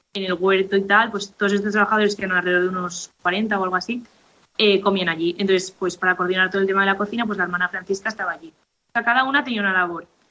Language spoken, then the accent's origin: Spanish; Valencia, Valencian Community, Spain; moved away as an adult; now in Reus, Spain; soy de Valencia, pero ahora mismo estoy en Reus porque estudio en Cataluña